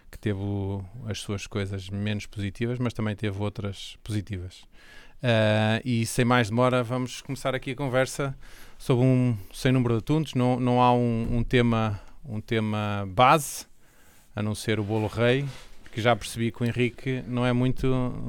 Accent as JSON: {"language": "Portuguese", "town": "Coimbra", "region": "Centro", "country": "Portugal", "tie": "born or raised there", "lives_now": "Condeixa, Portugal", "said": "Estou a viver em Condeixa, sou natural de Coimbra."}